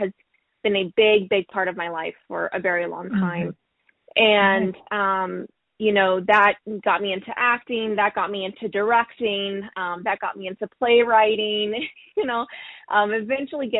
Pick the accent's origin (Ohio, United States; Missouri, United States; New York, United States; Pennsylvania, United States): Missouri, United States; Springfield; moved away as an adult; now in Seattle, United States; I'm originally from Springfield, Missouri. So to move mm-hmm. from Little Old Missouri to all the way to Seattle